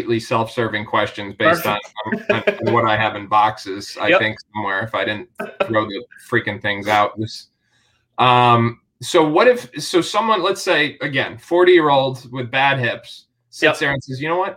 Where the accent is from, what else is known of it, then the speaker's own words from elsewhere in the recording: Connecticut, United States; I grew up in Connecticut